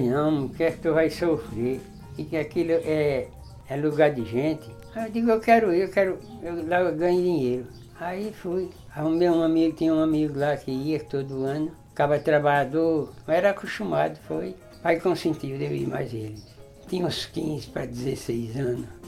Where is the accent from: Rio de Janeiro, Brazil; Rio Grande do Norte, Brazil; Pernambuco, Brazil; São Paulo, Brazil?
Pernambuco, Brazil; eu sou de Pernambuco, eu andei, eu ainda andei muito